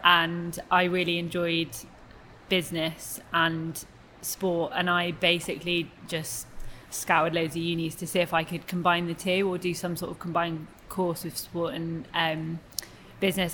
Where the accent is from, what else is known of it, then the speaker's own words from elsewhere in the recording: Cheltenham, South West England, United Kingdom; also born or lived in Newcastle / Cardiff; I'm originally from Newcastle, and then when I was nine, I moved to Cheltenham. So I'd say I was brought up and raised in Cheltenham